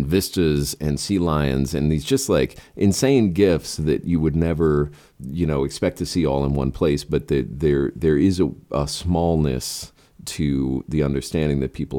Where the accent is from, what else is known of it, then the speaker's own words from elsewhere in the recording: San Francisco, California, United States; moved away; my father and his family's from Northern California. I was born in San Francisco. I went to high school there.